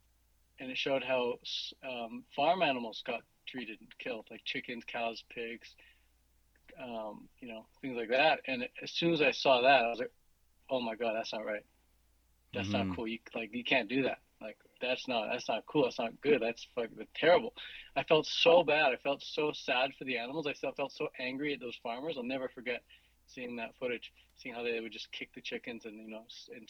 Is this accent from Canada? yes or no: yes; Vancouver, British Columbia, Canada; I am 29 years old, and I'm from Vancouver, British Columbia